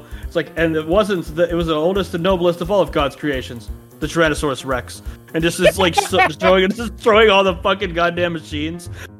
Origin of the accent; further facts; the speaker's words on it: Canada; No, your country needs you. I'm Canadian.